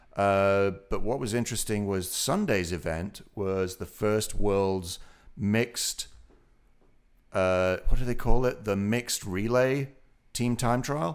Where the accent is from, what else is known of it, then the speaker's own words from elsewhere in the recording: Otley, Yorkshire and the Humber, United Kingdom; moved away; My hometown, Oakley